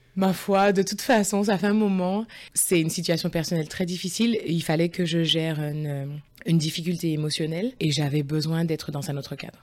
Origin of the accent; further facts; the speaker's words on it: near Lyon, Auvergne-Rhône-Alpes, France; moved away as an adult; also born or lived in Saint-Mandé, France / Scotland / Saint Petersburg, Russia / Paris region, France; Je suis née à Saint-Mandé, donc euh, c'est juste limitrophe du 12e arrondissement de Paris. Je suis née en région parisienne. Et j'ai grandi à côté de Lyon.